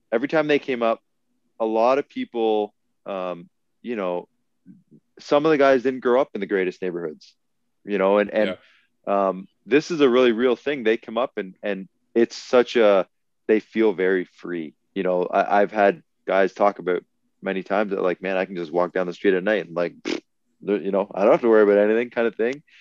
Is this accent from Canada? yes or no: yes; Canada; So even as the Canadian, I went out there and I was like, I was taking pictures of snow one day in September.